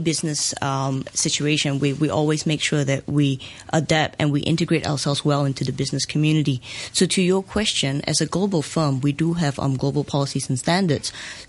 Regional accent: Singapore; now in Hong Kong; I'm Singaporean Asian

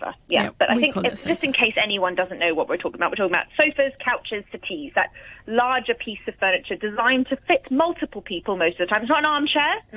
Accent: Hong Kong; we grew up in Hong Kong, in your flat in Hong Kong

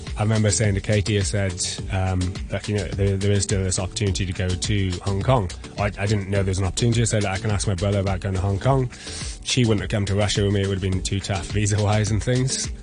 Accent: Pembrokeshire, West Wales, United Kingdom; also born or lived in Llanelli; I'm from Pembrokeshire, West Wales originally.

